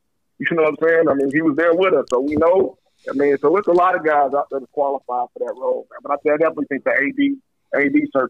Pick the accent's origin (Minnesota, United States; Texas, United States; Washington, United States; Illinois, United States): Illinois, United States; Chicago; moved away; also born or lived in Tennessee; I'm from Chicago, bro.